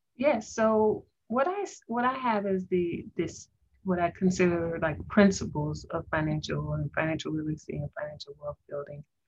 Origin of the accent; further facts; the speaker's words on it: Tampa, Florida, United States; I grew up in Florida, actually Tampa, Florida